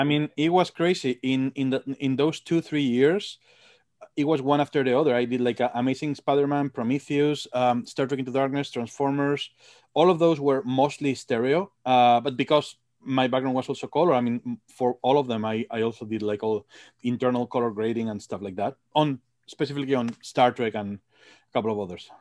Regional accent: Madrid, Community of Madrid, Spain; moved away as an adult; also born or lived in England; now in United States; From Madrid. I'm from Madrid.

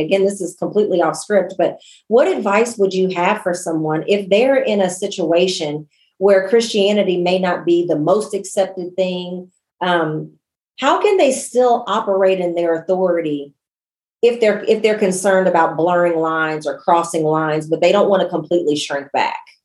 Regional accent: United States; I'm born and raised in the United States

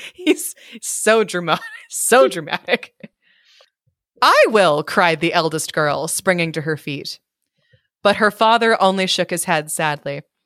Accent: California, United States; moved away as an adult; now in Maryland, United States; as a Californian

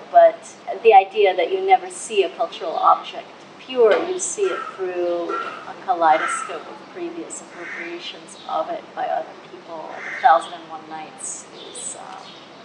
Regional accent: Russia; moved away; I'm from Russia and I happen to have the language.

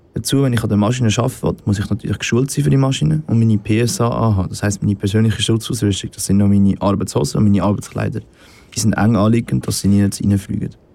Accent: Nesselnbach, Aargau, Switzerland; ich komme aus Nesselbach

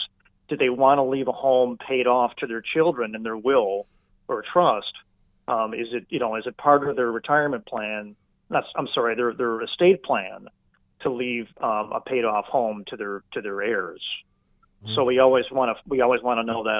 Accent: Wisconsin, United States; I'm from Wisconsin and went to school here and love the people, love the culture

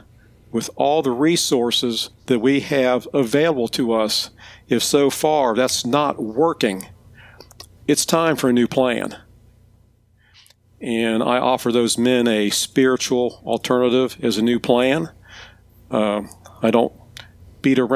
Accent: Ohio, United States; moved away as an adult; also born or lived in Piedmont, South Carolina; now in South Carolina, United States; I was born and raised in Ohio

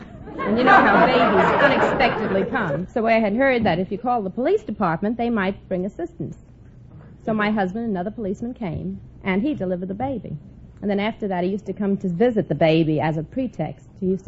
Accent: New York, United States; moved away as an adult; New York, originally.

